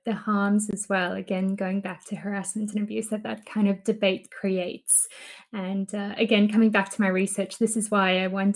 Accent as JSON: {"language": "English", "country": "Botswana", "tie": "born or raised there", "also_born_or_lived": "South Africa / Australia", "moved": "yes", "lives_now": "United Kingdom", "said": "I was born in South Africa, but for most of my life, I lived in Botswana"}